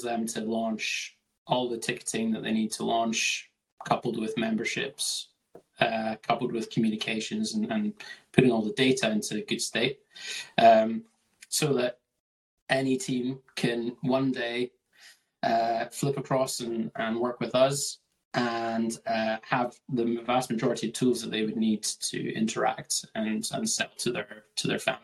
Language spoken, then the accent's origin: English; Scotland, United Kingdom; from Scotland